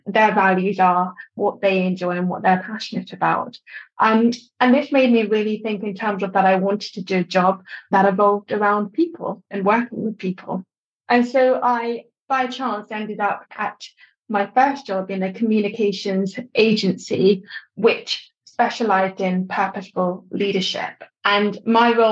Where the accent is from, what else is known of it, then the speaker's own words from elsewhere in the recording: London, United Kingdom; also born or lived in Durham; I was born in London.